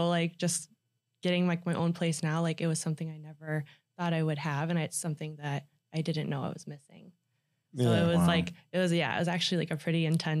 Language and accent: English; Ohio, United States; also born or lived in South Carolina; I moved as a baby though. And then I lived in Ohio.